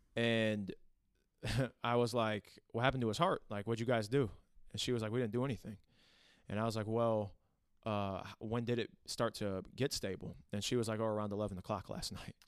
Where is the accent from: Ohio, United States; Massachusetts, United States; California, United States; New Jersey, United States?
Ohio, United States; Toledo; Born and raised in Toledo, Ohio